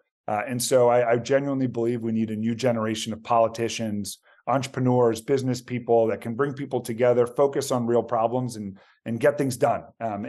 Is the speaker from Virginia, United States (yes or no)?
yes; Tysons Corner, Virginia, United States; So I actually born and raised in Virginia, son of immigrants. So both my parents are from Argentina. I'm one of six kids, so a big Hispanic family.